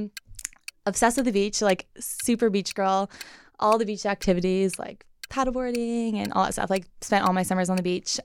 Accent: Carlsbad, California, United States; I was born and raised in San Diego, um, North County, Carlsbad

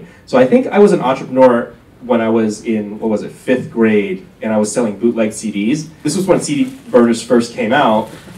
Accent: Bay Area, California, United States; also born or lived in Vietnam; I grew up pretty poor. I grew up in the Bay Area

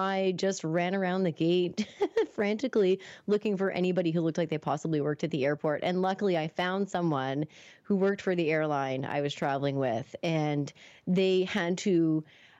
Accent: Moncton, New Brunswick, Canada; moved away as an adult; also born or lived in Toronto; I think I was moving back home after finishing up college in Toronto. So I was moving from Toronto back to Moncton.

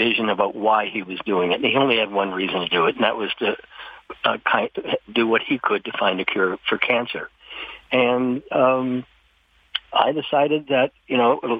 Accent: St. Thomas, Ontario, Canada; also born or lived in Welland; I grew up in St. Thomas, Ontario

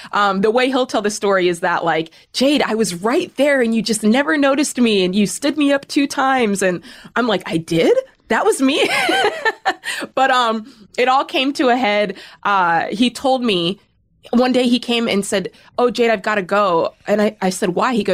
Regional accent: Cheney, Washington, United States; also born or lived in Spokane; So I was born in Spokane, Washington, um, and lived in a small town outside of Spokane called Cheney. So if anybody's ever heard of that, shout out to Cheney, Washington

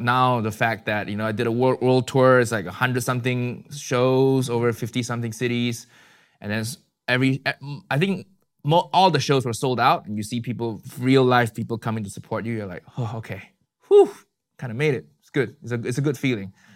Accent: Malaysia; moved away as an adult; also born or lived in Chicago, United States; now in London, United Kingdom; I was born and raised in Malaysia, and then in twenty, two thousand ten, I left Malaysia to the U S for my university

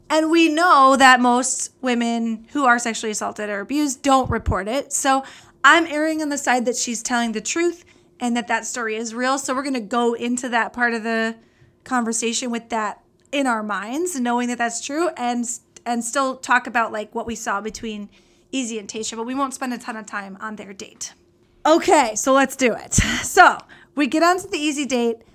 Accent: Midwest, United States; from the Midwest.

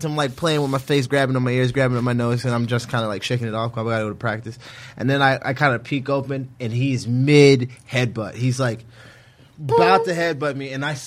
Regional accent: Virginia Beach, Virginia, United States; also born or lived in Frankfurt, Germany; I'm from Virginia Beach.

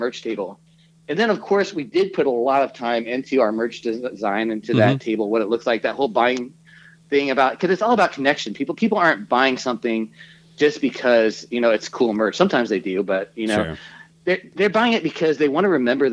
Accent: Kansas City, United States; moved away; I grew up in Kansas City. That's our home.

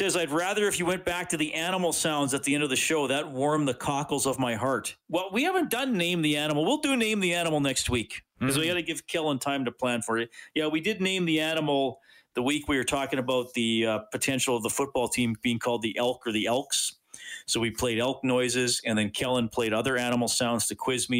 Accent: Evansburg, Alberta, Canada; I had a pet walrus growing up in Evansburg.

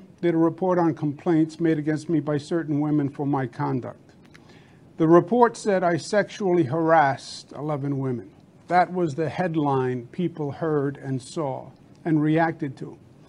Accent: New York, United States; I'm a New Yorker, born and bred.

